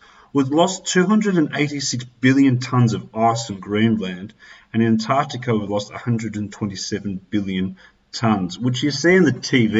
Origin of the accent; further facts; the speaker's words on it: Australia; being Australian